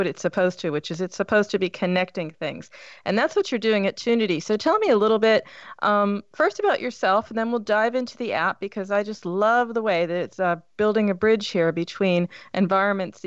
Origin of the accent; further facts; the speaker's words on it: Pittsburgh, Pennsylvania, United States; moved away; I come from Pittsburgh, so it's Steeler country, right, originally